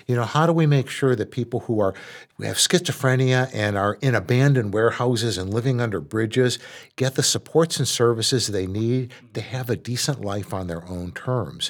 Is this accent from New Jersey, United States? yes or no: no; Dearborn, Michigan, United States; I grew up in Dearborn, which was an all-white town